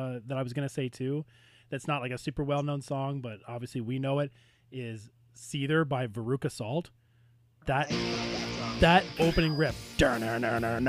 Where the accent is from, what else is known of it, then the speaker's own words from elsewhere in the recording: Kingston, Ontario, Canada; Kingston, Ontario, my hometown.